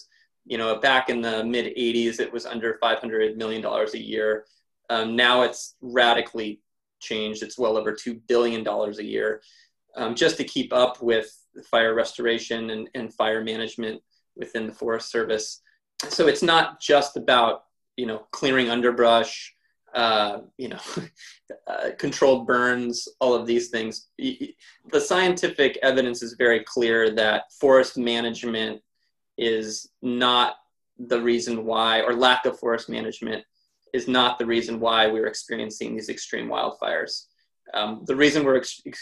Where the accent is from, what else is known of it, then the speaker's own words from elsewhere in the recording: Montana, United States; now in Southern California, United States; I grew up in Montana